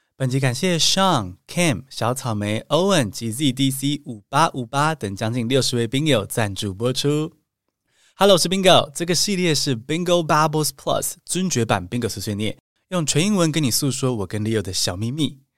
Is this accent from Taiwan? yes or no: yes; Taiwan; 我们是台湾人